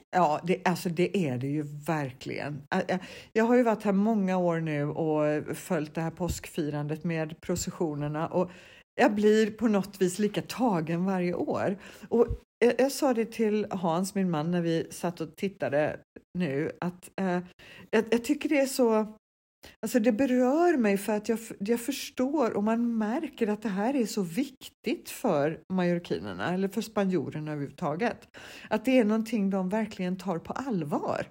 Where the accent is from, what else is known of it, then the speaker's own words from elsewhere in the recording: Sweden; moved away; vi svenskar som är soldyrkare